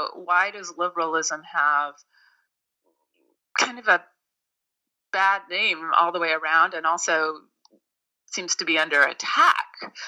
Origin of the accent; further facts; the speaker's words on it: Berkeley, California, United States; I'm also from Berkeley, California, and the combination of being from Berkeley and working in Washington in the late 80s, early 90s, gave me a very interesting perspective on liberalism.